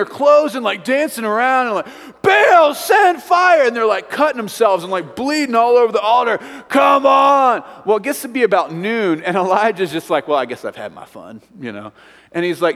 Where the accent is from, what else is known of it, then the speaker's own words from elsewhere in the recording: Midwest, United States; now in Evergreen, United States; I'm from the Midwest and the farm fields